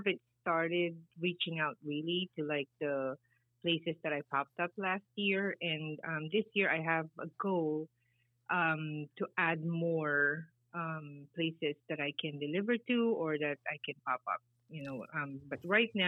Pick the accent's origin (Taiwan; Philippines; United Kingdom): Philippines; moved away as an adult; now in United States; I grew up in the Philippines. I moved to the States when I was already 33, 35 years old